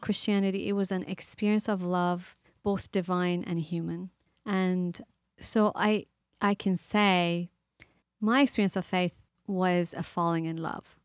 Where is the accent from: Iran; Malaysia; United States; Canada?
Iran; moved away; I grew up in the Middle East, I grew up in Iran